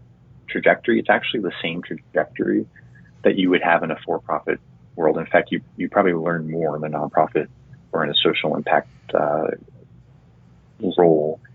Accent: Chelsea, Massachusetts, United States; growing up in Chelsea, Massachusetts, which is right outside of Boston

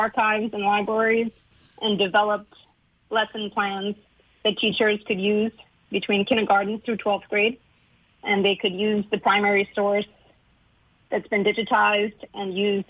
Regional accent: U.S. Virgin Islands; I'm also from St. Thomas, and my family is from the French community

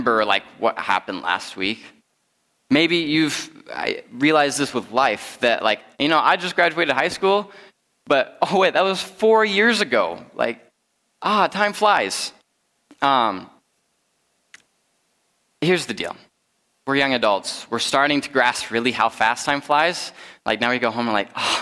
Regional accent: Rapid City, South Dakota, United States; moved away; I'm originally from the Black Hills. I grew up in Rapid City

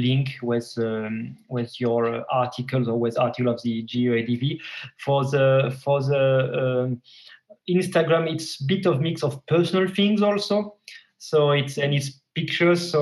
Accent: France; moved away as an adult; also born or lived in Paris / Montpellier; now in Helsinki, Finland; I'm French

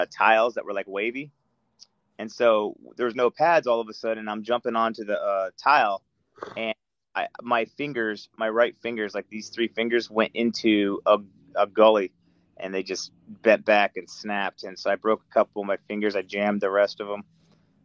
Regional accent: Antelope Valley, California, United States; moved away as an adult; also born or lived in Northridge, California / Eagle Rock, Los Angeles / Sherman Oaks, California; now in Georgia, United States; I grew up in first Northridge until 88. Then I moved up into the Antelope Valley until 98

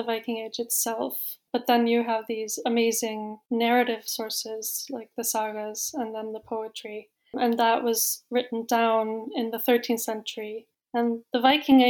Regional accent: Iceland; moved away as an adult; also born or lived in Oxford; now in Norway; I'm from Iceland

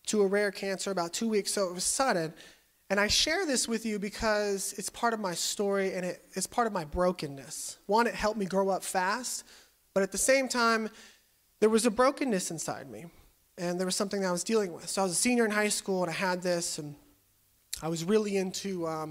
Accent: California, United States; also born or lived in Kansas; I moved to California when I was 5. I grew up in a middle-class home.

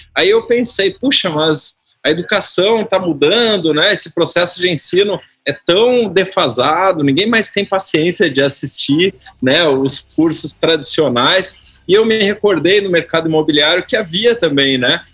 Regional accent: Porto Alegre, Rio Grande do Sul, Brazil; eu tinha 12 anos de idade, sou gaúcho, né, conterrâneo aí, lá de Porto Alegre

